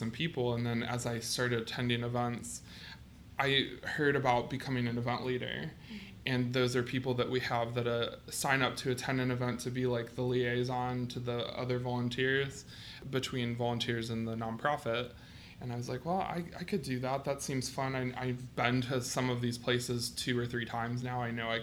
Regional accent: Massillon, Ohio, United States; moved away as an adult; also born or lived in Bowling Green, Ohio; now in Columbus, United States; I am originally from Massillon, Ohio

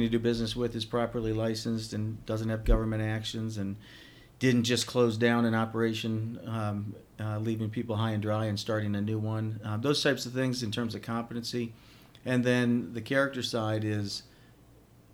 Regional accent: Worthington, Ohio, United States; I grew up in Worthington in a suburb

